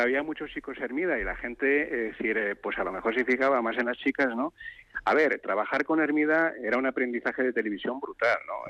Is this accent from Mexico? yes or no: no; Galicia, Spain; soy gallego, en la provincia de Lugo